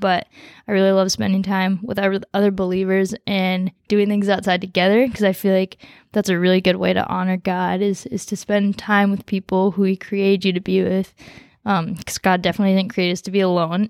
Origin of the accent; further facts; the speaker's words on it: Coon Rapids, Minnesota, United States; also born or lived in Nepal; I grew up in Coon Rapids